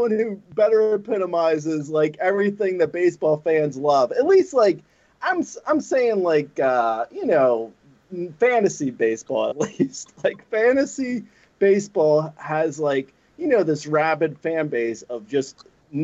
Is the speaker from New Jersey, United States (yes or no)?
yes; New Jersey, United States; moved away as an adult; also born or lived in New York; now in Los Angeles, United States; I'm in LA. I moved to LA 20 plus years ago. So, but I am from New York. I'm from Jersey